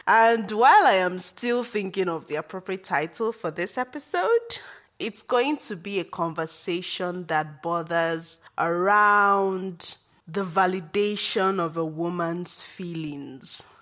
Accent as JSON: {"language": "English", "country": "Nigeria", "said": "as a Nigerian woman"}